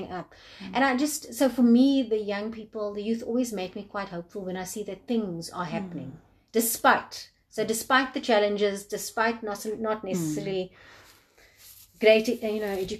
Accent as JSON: {"language": "English", "country": "South Africa"}